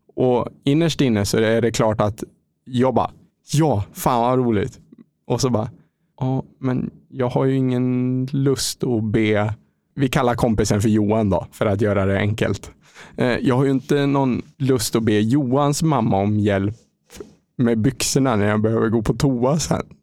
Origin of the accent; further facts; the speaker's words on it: Lindesberg, Örebro County, Sweden; moved away as an adult; now in Mölnlycke, Sweden; kommer jag ifrån en liten stad som heter Lindesberg, fyra mil norr om Örebro. Där jag har bott egentligen i hela min uppväxt fram till eh, jag fyllde 24.